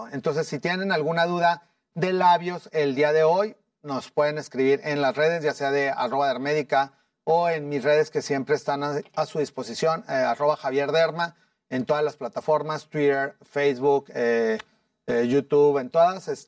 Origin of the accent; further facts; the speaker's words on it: Torreón, Coahuila, Mexico; En Torreón Jardín estamos, pero pues ahí viví toda mi vida, realmente desde que nací hasta medicina.